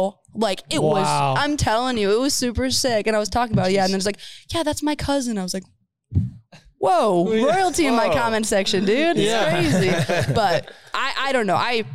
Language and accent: English; Minnesota, United States; moved away as an adult; now in Nebraska, United States; Because that's all I've heard as a Minnesotan.